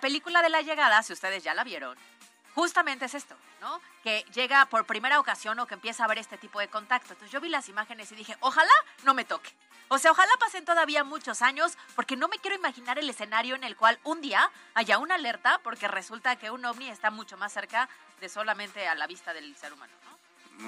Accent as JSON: {"language": "Spanish", "region": "Puebla", "country": "Mexico", "said": "Nosotros como poblanos lo vivimos de manera constante en el volcán Popocatépetl"}